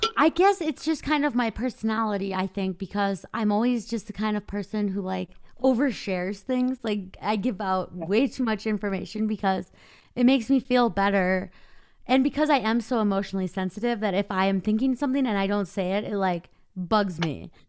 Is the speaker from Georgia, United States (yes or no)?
no; Minnesota, United States; I grew up in the Midwest in Minnesota